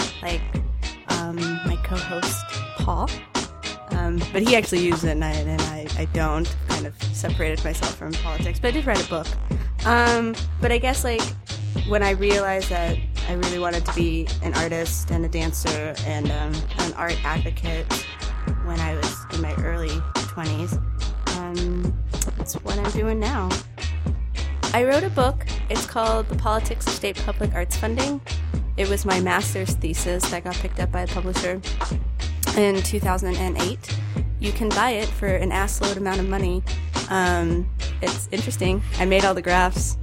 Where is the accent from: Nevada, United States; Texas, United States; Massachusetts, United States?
Texas, United States; Dallas; also born or lived in Cyprus; I'm from Dallas, Texas. I was born here, but I'm Greek. I'm from Cyprus, but I live here now